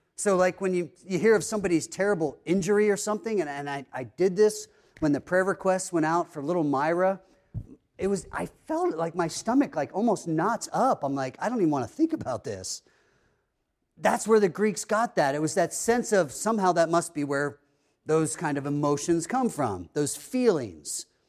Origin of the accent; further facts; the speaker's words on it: East Coast, United States; moved away; growing up on the East Coast, that area is kinda known for being kind of cold